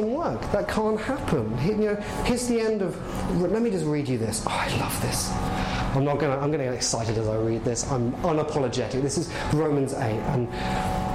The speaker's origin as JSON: {"language": "English", "region": "England", "country": "United Kingdom", "tie": "born or raised there", "moved": "yes", "lives_now": "Canada", "said": "I'm clearly English. I clearly am"}